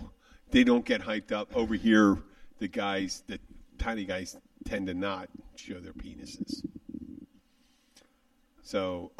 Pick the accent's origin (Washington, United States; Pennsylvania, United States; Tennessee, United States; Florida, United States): Pennsylvania, United States; Philadelphia; I'm someone from Philly.